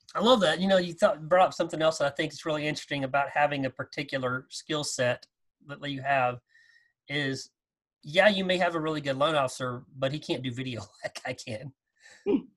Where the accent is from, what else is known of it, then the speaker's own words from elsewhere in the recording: Texas, United States; growing up in Texas